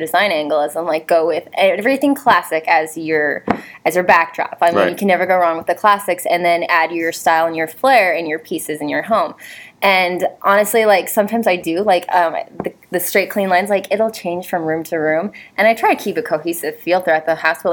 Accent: Ohio, United States; now in Florida, United States; I'm now in Florida, but I grew up in Ohio

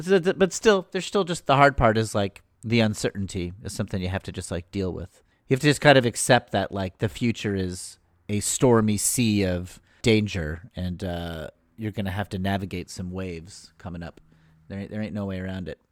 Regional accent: Danbury, Connecticut, United States; my hometown of Danbury

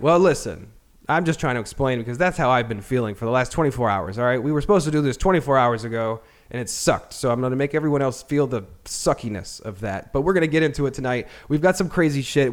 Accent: Annapolis, Maryland, United States; I grew up in Annapolis

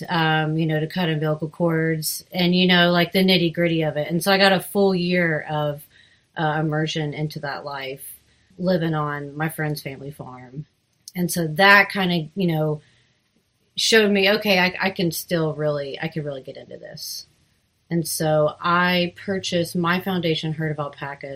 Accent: Soddy-Daisy, Tennessee, United States; also born or lived in Auburn, Alabama / Seattle, Washington; I grew up outside Chattanooga in a place called Soddy Daisy

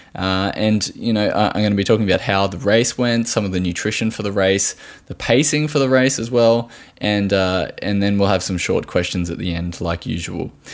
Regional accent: Australia

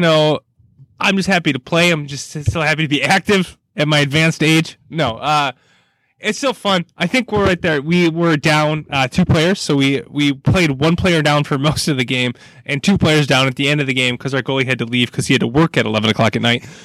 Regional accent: United States; as an American

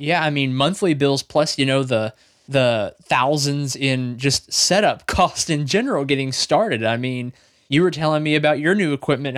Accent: Arkansas, United States; we're both from Arkansas

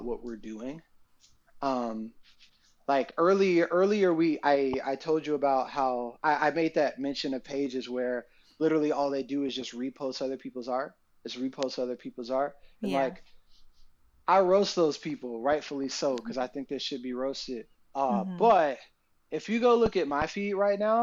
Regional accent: Atlanta, Georgia, United States; moved away; I'm from Atlanta

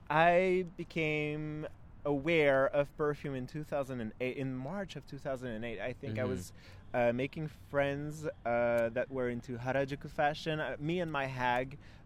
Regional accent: Quebec City, Quebec, Canada; moved away as an adult; now in Tokyo, Japan; I'm not from Montreal. I'm from Quebec City.

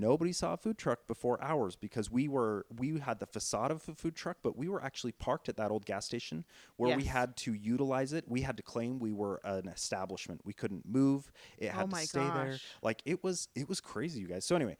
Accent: Richfield, Utah, United States; moved away as an adult; now in Salt Lake City, United States; it originated in Richfield, Utah, because that's how much I love my hometown.

